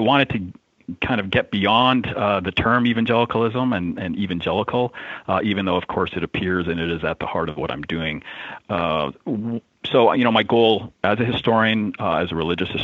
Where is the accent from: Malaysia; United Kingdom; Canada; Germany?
Canada; Alberta; I grew up in Alberta, an oil patch, the Texas of Canada